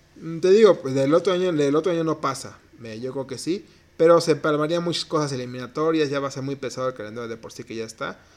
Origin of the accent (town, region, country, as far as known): Mexico